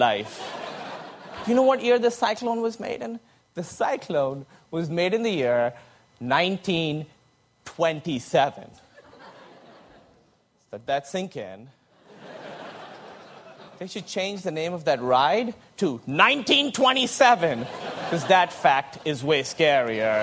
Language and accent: English; Pakistan; moved away; I grew up in Pakistan